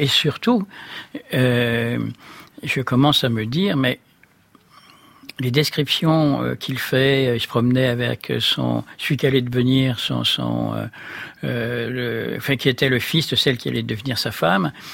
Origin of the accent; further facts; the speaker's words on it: Brittany, France; du pays d'où je venais, de, ce bord de Bretagne